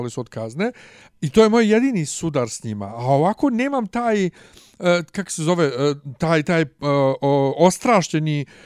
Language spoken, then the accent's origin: Croatian; Bosnia & Herzegovina; kod nas u Bosni